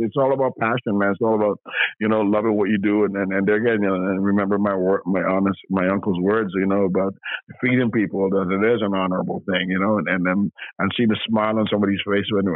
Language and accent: English; Toronto, Ontario, Canada; also born or lived in Grenada / England; I came to Canada when I was 8 years old. So I've been in the city for over half a century, right? So I'm a product of Canada. I'm a product of Toronto, right? I grew up in Toronto, right?